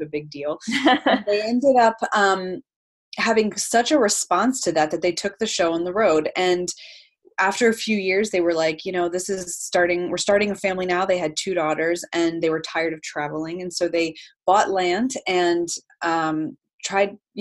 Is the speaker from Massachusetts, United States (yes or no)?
no; Lancaster County, Pennsylvania, United States; I am from Lancaster County